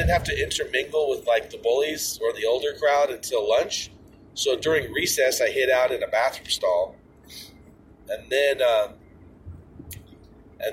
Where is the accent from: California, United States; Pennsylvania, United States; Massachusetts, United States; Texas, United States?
California, United States; Orange; I was born in St. Joseph's Hospital in the city of Orange, California, 1973